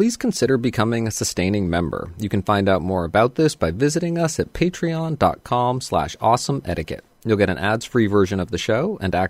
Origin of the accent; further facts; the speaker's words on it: Canada; I am of Pakistani background, but was born and raised in Canada. I grew up eating with a fork.